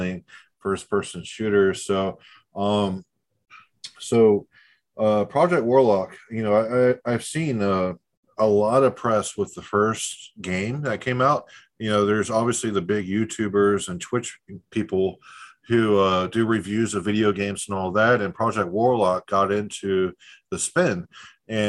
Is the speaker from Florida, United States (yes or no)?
yes; Tampa, Florida, United States; I was born in Tampa.